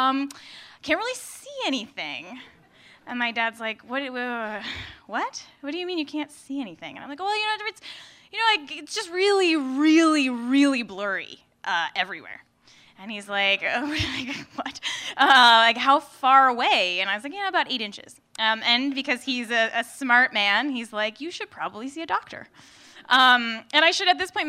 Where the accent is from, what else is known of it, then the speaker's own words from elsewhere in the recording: New Jersey, United States; moved away as an adult; also born or lived in San Diego; now in Brooklyn, United States; I grew up in New Jersey